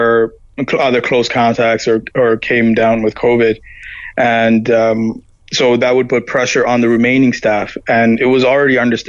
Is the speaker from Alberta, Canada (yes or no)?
no; Toronto, Ontario, Canada; also born or lived in Ireland; I'm from the city. I'm from Toronto